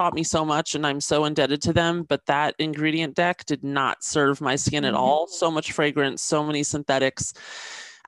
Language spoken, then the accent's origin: English; Washington, District of Columbia, United States; moved away as an adult; now in Los Angeles, United States; I was raised in Washington, D.C.